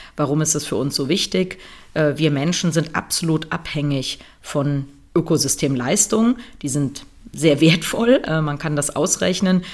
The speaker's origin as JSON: {"language": "German", "country": "Germany", "said": "bei uns in Deutschland"}